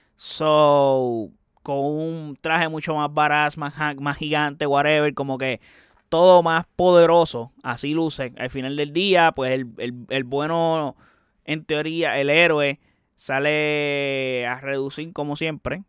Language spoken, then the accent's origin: Spanish; Puerto Rico; soy puertorriqueño